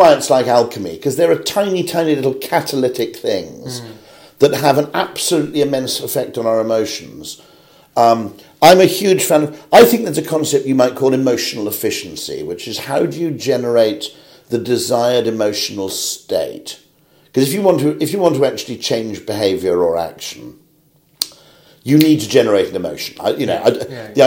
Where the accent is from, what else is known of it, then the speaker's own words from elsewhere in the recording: United Kingdom; I'm a Brit